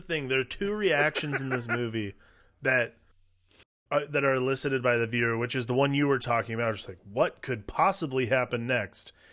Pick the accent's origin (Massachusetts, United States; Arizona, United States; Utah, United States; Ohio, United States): Ohio, United States; Cleveland; I'm from Cleveland